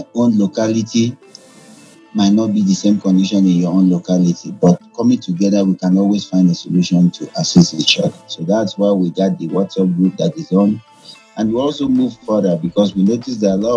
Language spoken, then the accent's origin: English; Nigeria; moved away; also born or lived in Afghanistan; I'm from Nigeria.